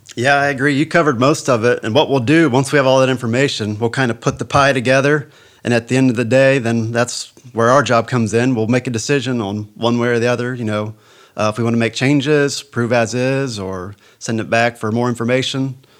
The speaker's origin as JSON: {"language": "English", "country": "United States", "tie": "born or raised there", "said": "I was born and raised in Hardin County on a family farm, and I still live there today"}